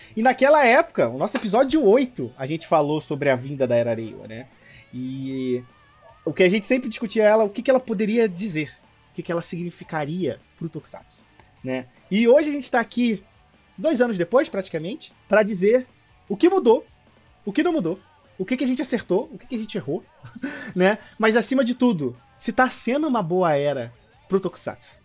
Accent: Brazil; como brasileiros, tivemos uma experiência com Kamen Riders da Era Showa

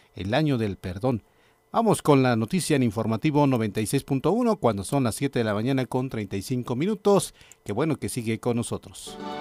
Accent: Mexico; así somos los mexicanos

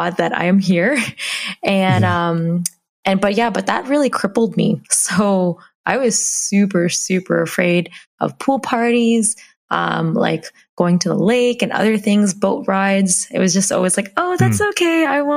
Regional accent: Hamilton, Ontario, Canada; I was born in Hamilton, Ontario in Canada.

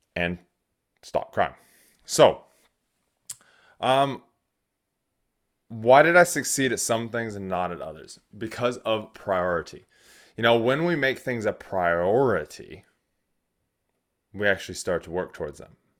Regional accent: United States; now in New Zealand; I am an American

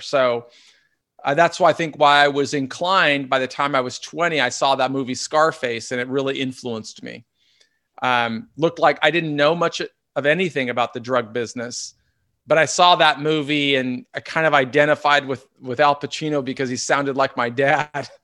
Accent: Seattle, Washington, United States; also born or lived in Southern California; So we grew up in North Seattle on the north side of Lake Washington.

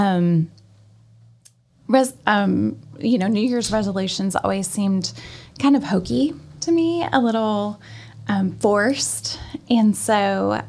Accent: Gallatin, Tennessee, United States; I'm a Gallatin native

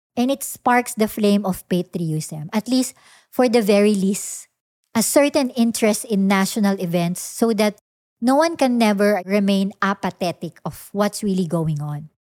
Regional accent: Philippines; me as a Filipino citizen

